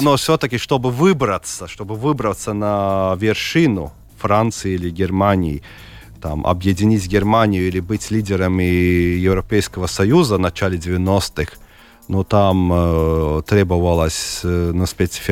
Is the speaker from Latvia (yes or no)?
yes; Daugavpils, Latgale, Latvia; also born or lived in Selonia / Ilūkste; Я родился в Даугупилсе